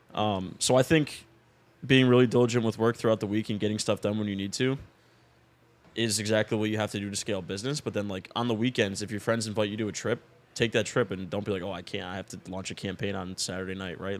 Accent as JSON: {"language": "English", "region": "Florida", "country": "United States", "tie": "born or raised there", "said": "my hometown friends that I grew up"}